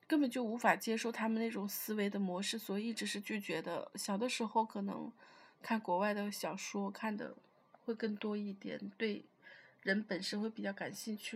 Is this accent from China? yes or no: yes; China; 我们中国人，就是我们这种文化